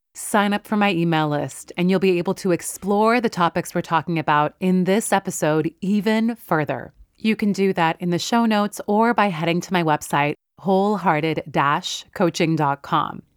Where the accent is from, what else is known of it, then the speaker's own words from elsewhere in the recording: West Coast, United States; I am literally from the West Coast